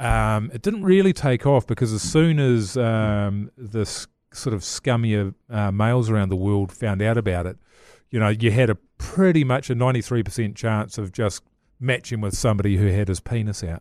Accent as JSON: {"language": "English", "town": "Levin", "region": "Manawatū-Whanganui", "country": "New Zealand", "tie": "born or raised there", "said": "when I was growing up in Levin"}